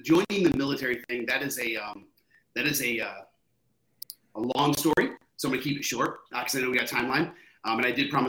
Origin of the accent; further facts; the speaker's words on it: Michigan, United States; I'm from Michigan, so I was in Michigan.